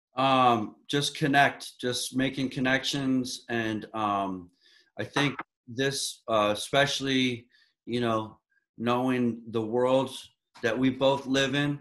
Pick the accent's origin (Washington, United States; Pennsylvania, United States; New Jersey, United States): Pennsylvania, United States; Philadelphia; moved away as an adult; also born or lived in Boston; now in Cape Cod, United States; I'm from Philadelphia. I moved to Boston to follow my older son, Aiden.